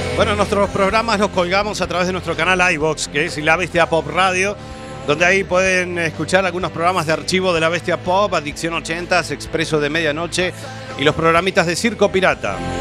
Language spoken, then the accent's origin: Spanish; Uruguay; moved away; en mi tierra, en Uruguay